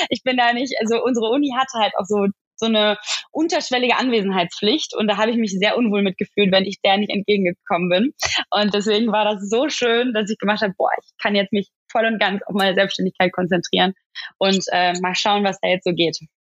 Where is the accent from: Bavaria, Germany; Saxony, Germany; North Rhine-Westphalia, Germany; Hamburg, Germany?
North Rhine-Westphalia, Germany; Oberhausen; also born or lived in Gelsenkirchen; ich komme eigentlich aus dem Ruhrgebiet ich mhm. komme aus Oberhausen